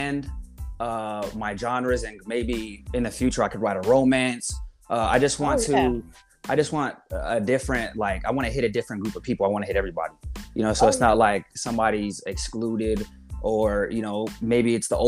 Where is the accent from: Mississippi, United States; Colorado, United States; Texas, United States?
Colorado, United States; moved away; I grew up in Colorado